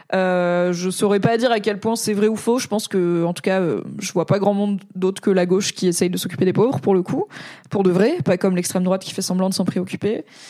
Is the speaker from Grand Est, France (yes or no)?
yes; Alsace, Grand Est, France; first language French; Je suis alsacienne